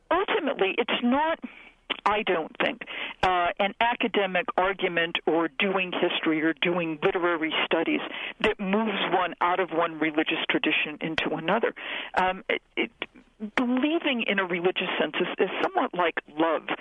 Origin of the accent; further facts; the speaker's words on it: New England, United States; I grew up in New England in a predominantly Portuguese Catholic neighborhood, and my introduction to Christianity was was ethnic Roman Catholicism